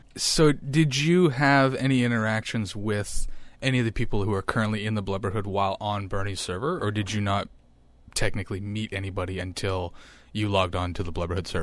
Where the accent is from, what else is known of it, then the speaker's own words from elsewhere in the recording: small town on the shores of Lake Huron, Ontario, Canada; moved away as an adult; now in Ottawa, Canada; the population of my hometown is thirty-five hundred people.